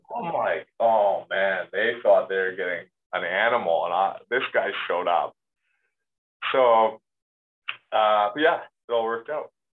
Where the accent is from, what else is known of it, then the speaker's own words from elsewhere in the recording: Canada; moved away as an adult; as a Canadian player